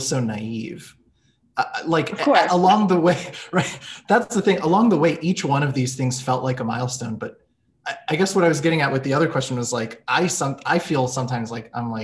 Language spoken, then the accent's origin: English; Israel; moved away as an adult; also born or lived in United States / New York City; I grew up in the States when I was a smaller kid, but in middle school and high school I was in Israel